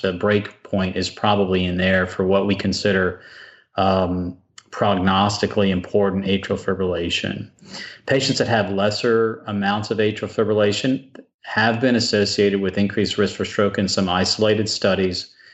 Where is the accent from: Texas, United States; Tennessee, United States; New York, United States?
Texas, United States; South; I grew up in South Texas, and I spent lots of time working on a ranch